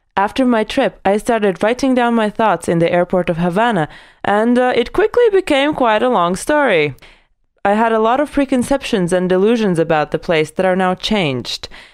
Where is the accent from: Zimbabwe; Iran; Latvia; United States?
Latvia; my hometown in Latvia